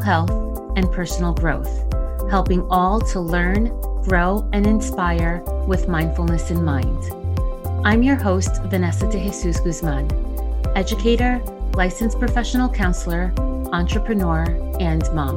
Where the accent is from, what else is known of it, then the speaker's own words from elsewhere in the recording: New Jersey, United States; accent: Jersey; first language Spanish; English is a second language; in case you couldn't tell from the supposed accent people say I have, I'm a Jersey girl.